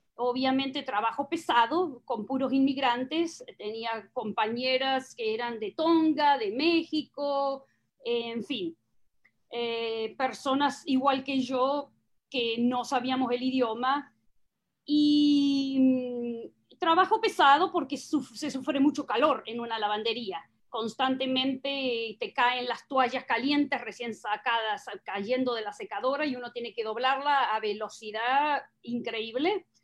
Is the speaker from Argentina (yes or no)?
yes; southern Buenos Aires Province, Argentina; accent: Argentine/Uruguayan; moved away as an adult; now in United States; nací en una ciudad pequeña eh, al sur de la provincia de Buenos Aires, hace 500 kilómetros de la capital. No soy porteña, no soy capitalina, 500 kilómetros, pero todavía dentro de la provincia de Buenos Aires